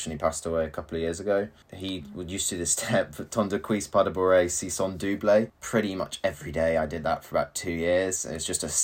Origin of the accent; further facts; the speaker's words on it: United Kingdom; first language English; moved away as an adult; also born or lived in Croatia; I was from the UK